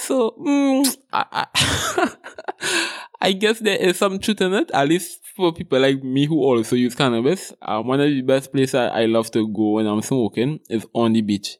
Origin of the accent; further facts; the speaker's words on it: Trinidad & Tobago; I am Trinidadian, from Trinidad and Tobago